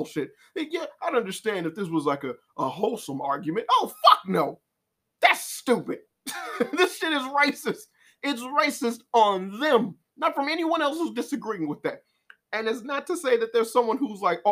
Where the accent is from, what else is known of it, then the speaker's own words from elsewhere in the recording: Chicago, Illinois, United States; when you was a poor black child growing up in Chicago